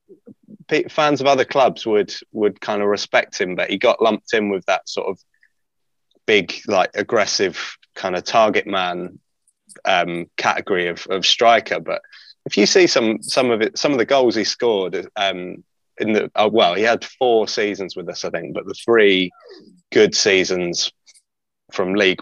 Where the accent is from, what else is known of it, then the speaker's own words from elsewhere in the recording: Sussex, South East England, United Kingdom; I grew up in Sussex